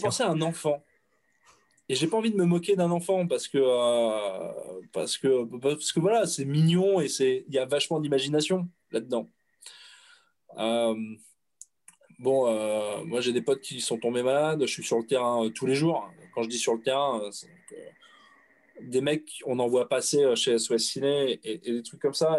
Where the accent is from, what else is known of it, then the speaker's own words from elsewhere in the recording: France; Mes parents sont français, mes grands-parents sont français, mes arrière-grands-parents sont français. Tu me demandes mon origine. Je suis français